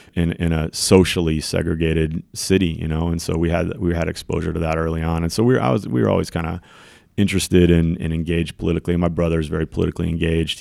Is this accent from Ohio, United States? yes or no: no; Raleigh, North Carolina, United States; moved away as an adult; also born or lived in San Francisco Bay Area; I grew up in the Wake County Public Schools in Raleigh, North Carolina